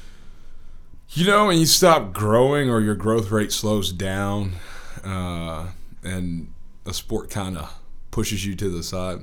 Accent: Birmingham, Alabama, United States; I'm from Birmingham. Went to Homewood High School, Homewood School System product

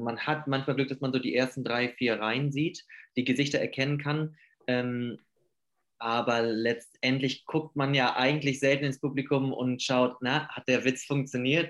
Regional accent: Hamburg, Germany; now in Stuttgart, Germany; ich komme aus Hamburg und bin momentan in Stuttgart

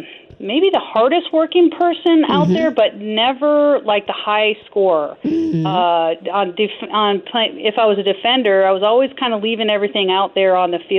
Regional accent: Green Bay, Wisconsin, United States; I grew up in Green Bay, Wisconsin. So I'm a Midwest gal

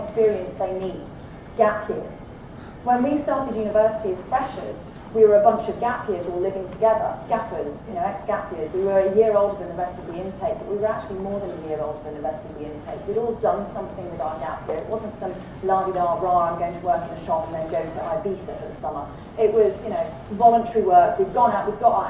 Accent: United Kingdom; accent: British; now in Australia; it was an old red brick university in the UK, you can tell from my accent

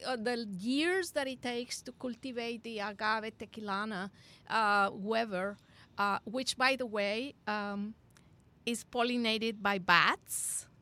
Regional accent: Monterrey, Nuevo León, Mexico; I remember growing up in Monterrey, Mexico

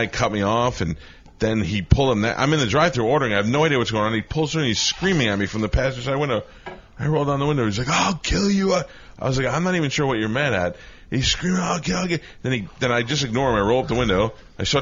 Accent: Florida, United States; I grew up in Florida around guns

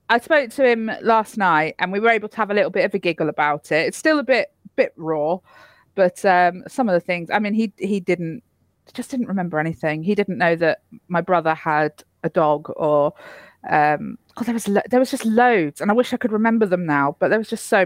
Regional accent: Cornwall, South West England, United Kingdom; I am Cornish

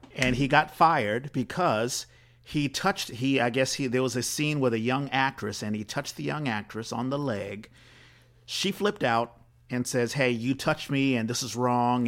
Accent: East Coast, United States; moved away; being from the East Coast, I grew up in, like, the church

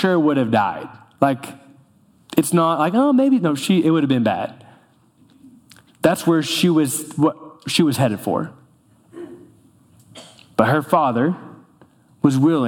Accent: North Florida, United States; moved away; I grew up in North Florida

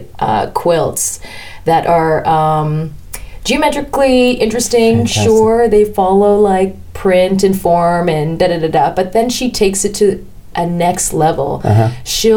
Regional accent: Oak Ridges, Ontario, Canada; also born or lived in North York; I grew up in a town called Oak Ridges, first in North York, and then we moved further north to Oak Ridges

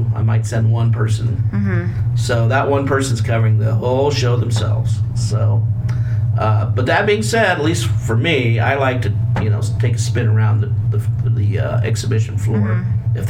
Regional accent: Nebraska, United States; moved away; I'm from Nebraska originally.

